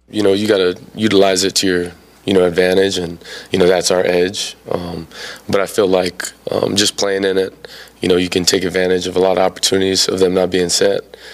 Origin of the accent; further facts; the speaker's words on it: Hawaii, United States; moved away as an adult; now in Norman, United States; growing up in Hawaii, the island's smaller than you think.